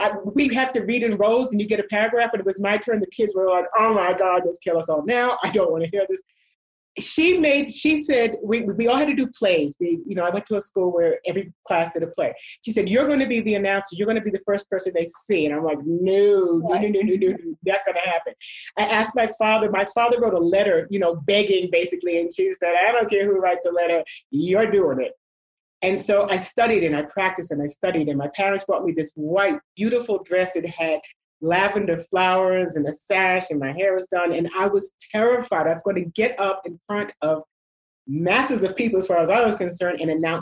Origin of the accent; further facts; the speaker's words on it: New York City, New York, United States; moved away; I grew up in New York, as you know, and I used to go to theater